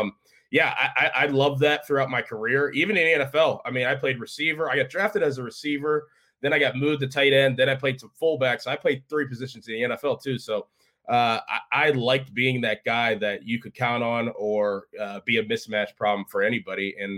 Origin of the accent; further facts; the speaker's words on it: Walden Woods, Pennsylvania, United States; So I grew up in Walden Woods. It's in West Allegheny.